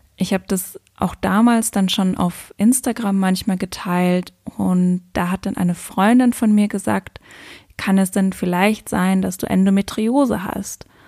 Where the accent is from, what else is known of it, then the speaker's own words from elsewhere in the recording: Luxembourg; moved away as an adult; also born or lived in Cape Verde; also ich bin ja aus Luxemburg